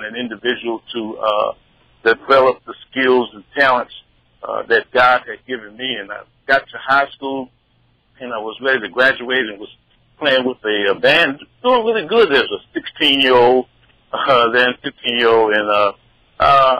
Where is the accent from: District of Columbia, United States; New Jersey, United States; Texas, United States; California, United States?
New Jersey, United States; Atlantic City; moved away as an adult; also born or lived in Elizabeth City, North Carolina / Charlotte, North Carolina; I was raised in Atlantic City where, you know, it was nighttime, was really daytime